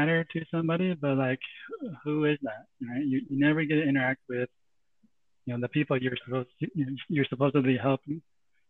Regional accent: San Jose, California, United States; also born or lived in Santa Clara, California; now in Cupertino, United States; I grew up around San Jose, lived in Santa Clara for a bit, and moved here at Cupertino

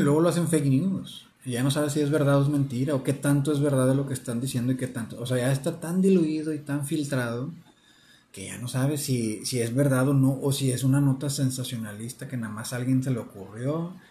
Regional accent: Mexico; como mexicanos que somos

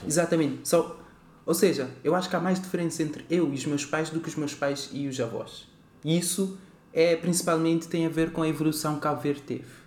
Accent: Praia, Cape Verde; now in Portugal; eu nasço em Cabo Verde, na cidade da Praia.

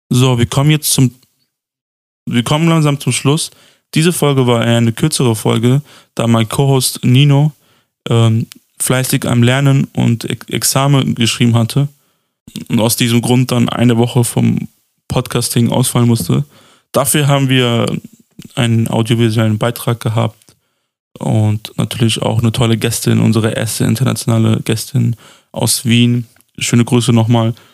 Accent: Pristina, Pristina District, Kosovo; fest, dass wir beide ähm, der gleichen Sub-Roma-Gruppe angehören, also die nennt sich Adli. Und ähm, wir sind beide aus Pristina.

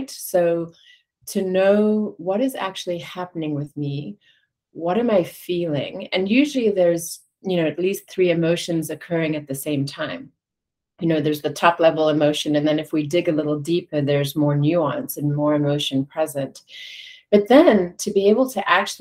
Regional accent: South Africa; growing up in South Africa during the height of apartheid

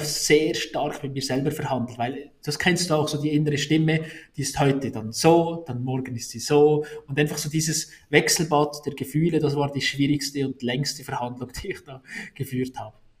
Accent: Salgesch, Valais, Switzerland; accent: Walliser Dialekt; ich komme aus, aus Salkesch, Salkesch ist ein, ist ein Weindorf und da hast, äh, auch, mein, auch mein Großvater hat den Weinkeller und dann wächst du halt so auf

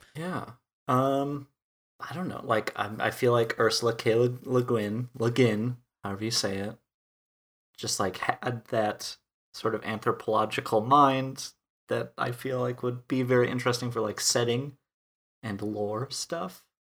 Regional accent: Wisconsin, United States; moved away as an adult; also born or lived in Texas / Minnesota; now in Minneapolis, United States; a town of five hundred people in Wisconsin, in the United States. So that's a big component of where I'm from

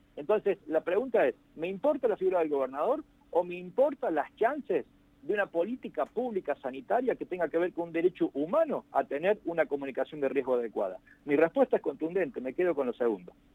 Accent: Hernando, Córdoba, Argentina; yo soy oriundo de Hernando

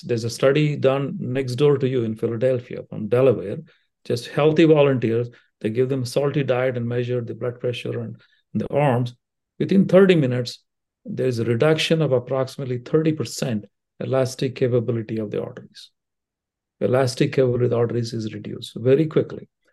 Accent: India; moved away as an adult; also born or lived in Brooklyn, New York / Cincinnati; now in Dayton, United States; I came with the training of a medical school back in India. So, I still haven't lost all my accent

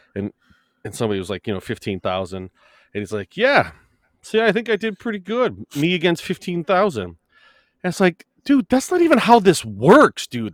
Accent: United States; I'm American.

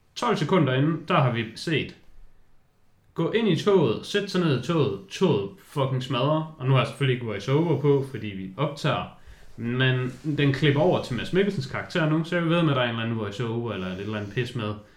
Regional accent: Denmark; jeg er jyde og lever op til jydestøvtyperne

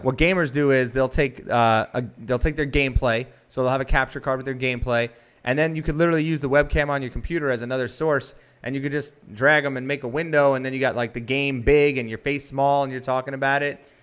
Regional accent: New York, United States; I'm a New Yorker

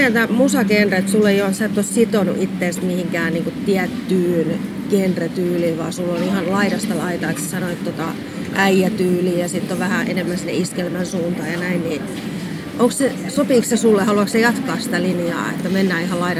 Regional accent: Ostrobothnia, Finland; now in Tampere, Finland; Tampere on, kun tosiaan tuolta Pohjanmaalta tullut tänne, niin Tampere on ainakin mulle semmoinen tosi iso kulttuurillinen keskittymä

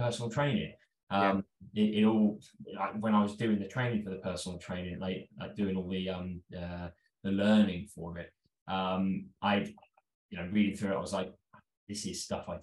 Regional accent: London, United Kingdom; I'm from North London. I've always been a Londoner. I was a pretty normal childhood, sort of in the suburbs of London

